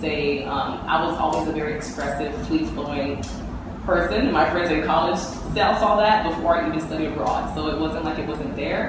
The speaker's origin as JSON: {"language": "English", "town": "Miami", "region": "Florida", "country": "United States", "tie": "born or raised there", "said": "I grew up in Miami, Florida"}